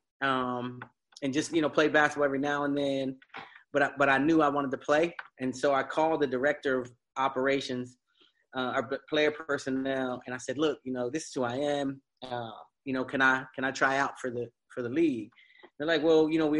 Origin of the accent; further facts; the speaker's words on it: Pennsylvania, United States; moved away; I grew up in Pennsylvania, 14 brothers and sisters, 12 of us are adopted